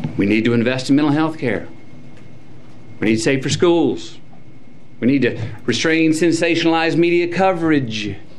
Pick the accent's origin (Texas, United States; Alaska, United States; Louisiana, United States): Texas, United States; Uvalde; my hometown of Uvalde